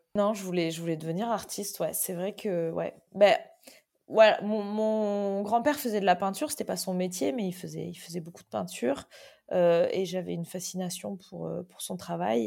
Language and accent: French; Toulouse, Occitania, France; moved away as an adult; also born or lived in Antibes; now in Biarritz, France; je suis née à Antibes, euh, mais j'ai déménagé quand j'avais 3 ans euh, dans le sud et entre, entre, ouais, entre Antibes et Toulouse. Mais j'ai fait euh, ouais, mon, collège et lycée à côté de, Toulouse